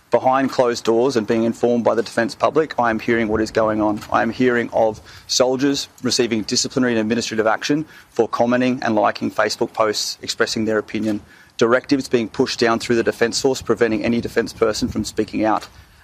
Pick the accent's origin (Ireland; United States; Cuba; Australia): Australia; And as an Australian, stand here, ask for due process to be afforded.